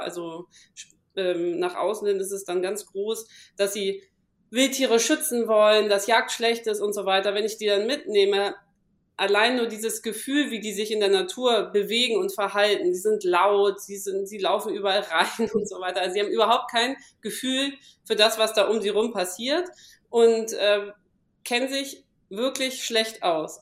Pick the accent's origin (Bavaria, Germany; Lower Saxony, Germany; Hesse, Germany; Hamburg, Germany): Hamburg, Germany; now in Palatinate, Germany; ich komme aus Hamburg